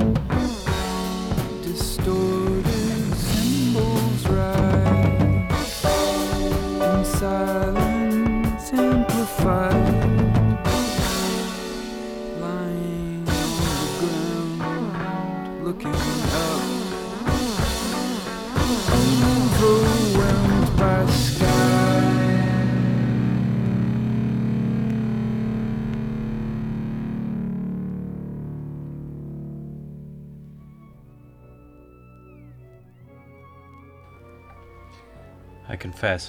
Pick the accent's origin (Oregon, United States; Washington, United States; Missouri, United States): Washington, United States; Washington, my home state